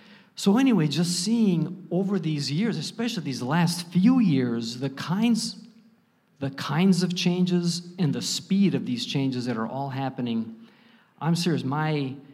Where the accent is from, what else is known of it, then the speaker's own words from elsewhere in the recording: Chicago area, Northwest Indiana, United States; I grew up in the Chicago area in Northwest Indiana